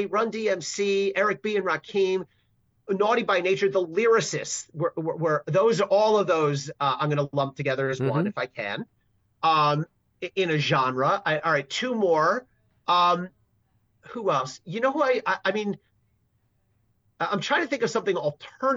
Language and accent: English; New Jersey, United States; I'm from Jersey, and I live in Jersey now